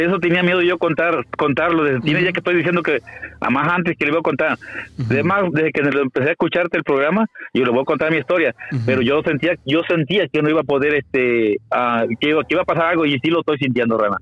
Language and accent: Spanish; Veracruz, Mexico; moved away; yo soy mexicano. Y la verdad, no me avergüenzo de ser mexicano, soy de allá de Veracruz.